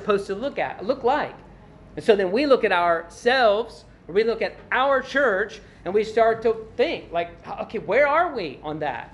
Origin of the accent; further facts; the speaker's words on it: Glasgow, Kentucky, United States; whenever I leave Glasgow, Kentucky, and I'm headed to Louisville, I pass through Horse Cave